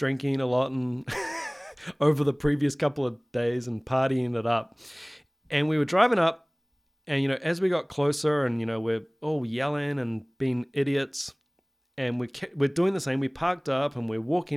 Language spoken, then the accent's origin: English; New Zealand; Coming, you know, from somewhere like New Zealand, which is very small